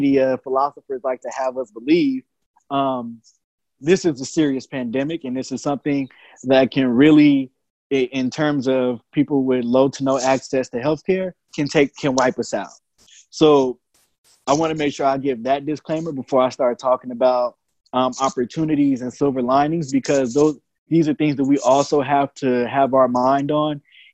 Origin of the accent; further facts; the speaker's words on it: Richmond, California, United States; also born or lived in San Pablo, California; I grew up in the Iron Triangle in Richmond, California